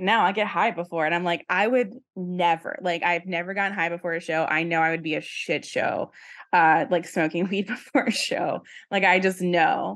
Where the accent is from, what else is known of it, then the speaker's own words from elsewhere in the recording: Virginia, United States; moved away; I don't know who I'd be if I had stayed in Virginia, like, my whole life